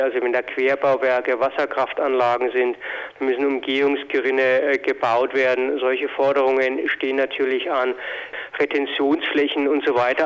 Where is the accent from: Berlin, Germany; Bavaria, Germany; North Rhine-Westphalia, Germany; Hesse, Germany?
Bavaria, Germany; Lower; bei uns in Niederbayern